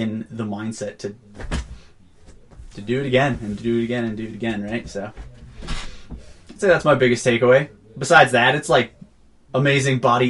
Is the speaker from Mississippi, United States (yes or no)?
no; Auburn, New York, United States; now in Durango, United States; Born and raised in Auburn, New York, central New York area.